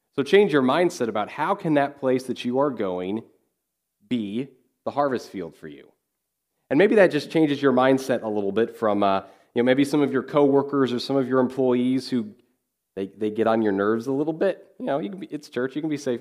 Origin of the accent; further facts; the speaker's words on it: Kansas, United States; moved away; I grew up in Kansas